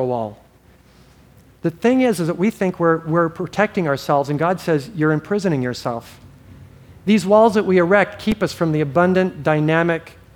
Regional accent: Hawaii, United States; I grew up in Hawaii

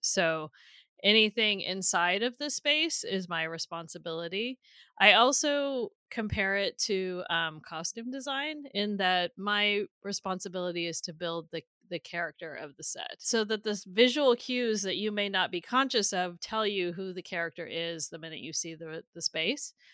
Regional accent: Northern California, United States; I'm from Northern California.

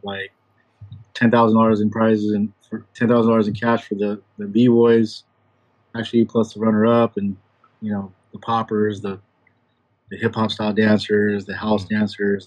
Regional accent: San Diego, California, United States; I'm from San Diego, California

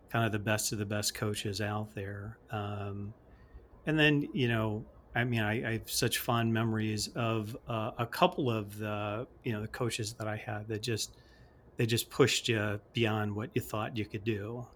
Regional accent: Chicago, Illinois, United States; I grew up in the Chicagoland area

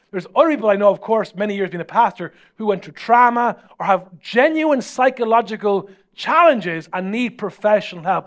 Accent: Ireland; as Irish people

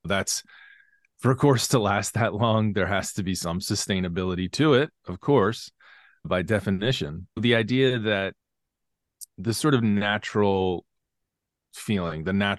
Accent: Philadelphia, Pennsylvania, United States; I grew up caddying outside Philadelphia at a club called Rolling Green.

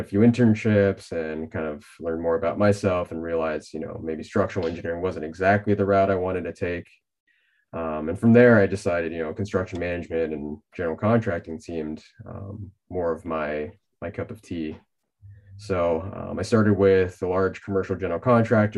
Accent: Pasadena, California, United States; moved away as an adult; now in Seattle, United States; Southern California native, I grew up in the Pasadena area

